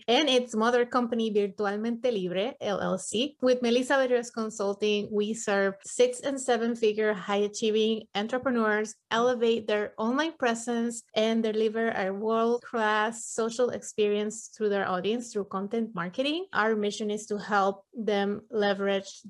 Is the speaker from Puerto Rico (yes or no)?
yes; Puerto Rico; moved away as an adult; also born or lived in mainland US; now in United States; I am from Puerto Rico. I was born and raised there, but moved to the mainland US probably when I was 25.